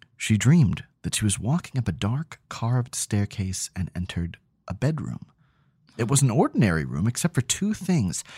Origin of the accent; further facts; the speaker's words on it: New Hampshire, United States; growing up in New Hampshire